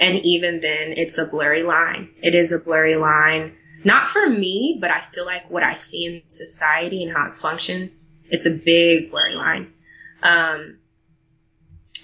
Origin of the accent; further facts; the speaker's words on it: Texas, United States; moved away; In my hometown, actually, I was the president of student council, and I remember begging, going before the school board and begging them to have a safe sex fact week, because we had the highest rate of, I believe it was chlamydia or syphilis, in the state of Texas